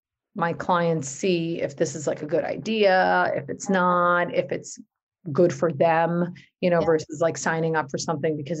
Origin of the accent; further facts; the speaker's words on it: New Jersey, United States; my parents are from Pakistan and I was born and raised in North Jersey